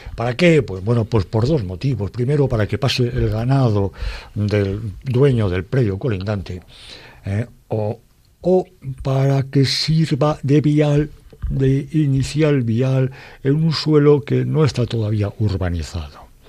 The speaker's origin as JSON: {"language": "Spanish", "town": "Madrid", "region": "Community of Madrid", "country": "Spain", "said": "de mi pueblo, que es Madrid"}